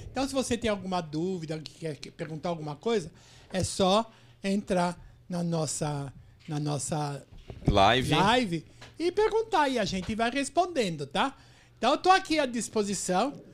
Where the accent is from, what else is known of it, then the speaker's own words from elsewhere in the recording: São Paulo, Brazil; Não, eu sou de São Paulo.